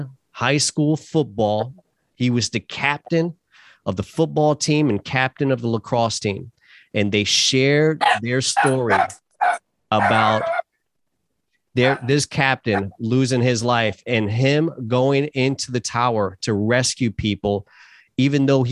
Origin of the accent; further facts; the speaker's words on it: New York City, New York, United States; moved away; Born and raised in New York City.